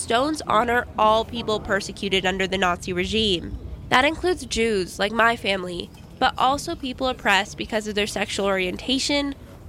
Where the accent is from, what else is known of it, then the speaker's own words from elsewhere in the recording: Los Angeles, California, United States; When I was growing up in Los Angeles